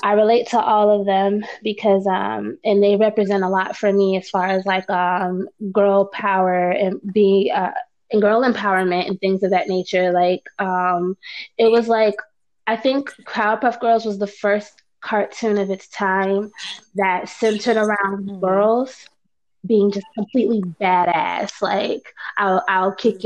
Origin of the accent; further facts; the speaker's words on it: Florida, United States; I grew up in Florida